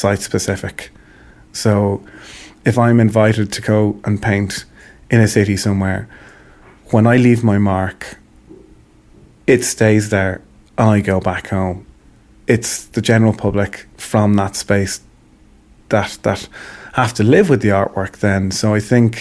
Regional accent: Ireland; I'm proud to be Irish

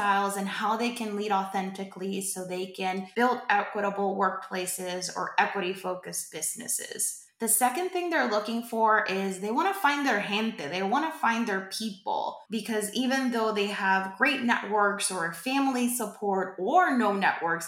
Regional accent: Puerto Rico; I am from Puerto Rico. I am Boricua

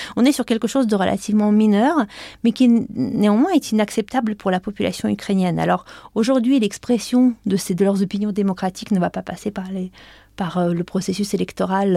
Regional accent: France; nous, en tant que Français

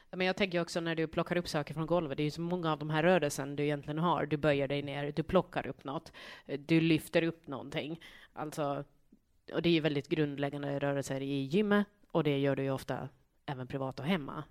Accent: Saltvik, Åland, Finland; Eh jag kommer från Saltvik, västra Saltvik.

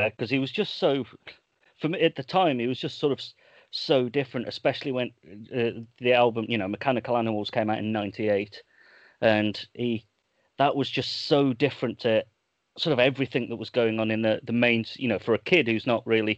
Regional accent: Birmingham, West Midlands, United Kingdom; for my teenage years, growing up in Birmingham

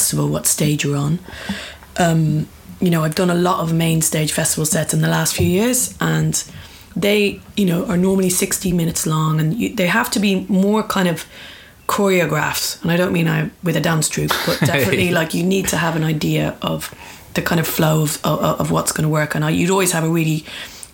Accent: Dublin, Leinster, Ireland; I grew up in Dublin

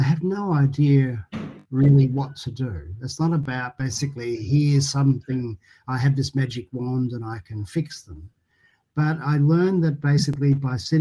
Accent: Geelong, Victoria, Australia; I loved growing up in Geelong in a really beautiful street with a great neighbourhood.

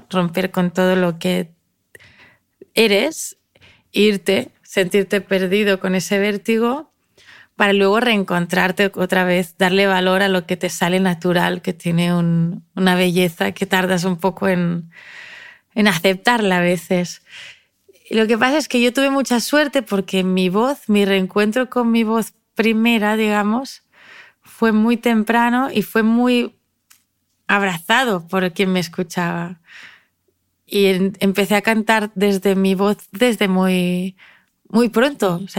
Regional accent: Spain; first language ca; Spanish is a second language; aprendí a cantar mejor catalán, que es mi lengua materna

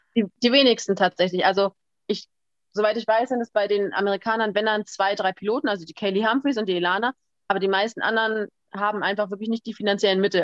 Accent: Berlin, Germany; ich komme ja aus Berlin

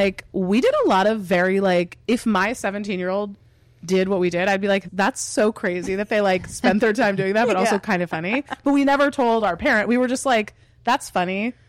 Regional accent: Cape Cod, Massachusetts, United States; I'm from Cape Cod, originally, actually, year-round, not summering.

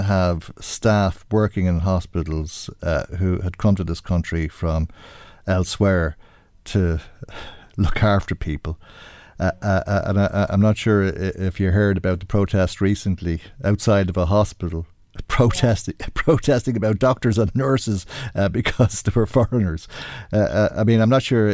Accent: Ireland; being Irish, as we grew up feeling

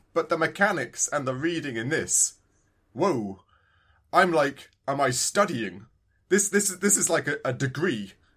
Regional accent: United Kingdom; I'm that British

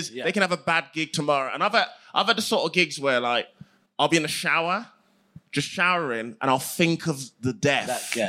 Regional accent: Midlands, United Kingdom; I'm from the Midlands.

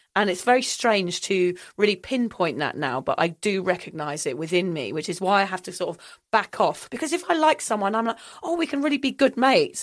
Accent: England, United Kingdom; now in Sunshine Coast, Australia; I also find it difficult being English in Australia

